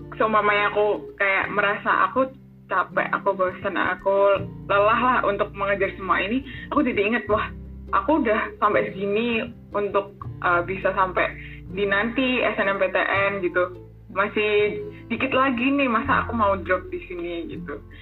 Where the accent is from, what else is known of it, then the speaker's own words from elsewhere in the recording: Blitar, East Java, Indonesia; Aku asal dari Kota Blitar, Jawa Timur